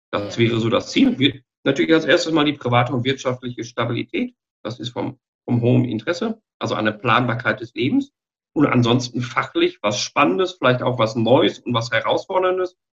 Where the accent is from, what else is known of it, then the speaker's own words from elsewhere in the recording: Dortmund, North Rhine-Westphalia, Germany; moved away as an adult; also born or lived in China; now in Regensburg, Germany; Ursprünglich komme ich aus dem Ruhrgebiet, aus, ah. aus, aus Dortmund, aber es hat mich jetzt mit der Continental nach Bayern verschlagen, was äh, kulturell wie menschlich sehr interessant ist und mittlerweile zu meiner zweiten Heimat geworden.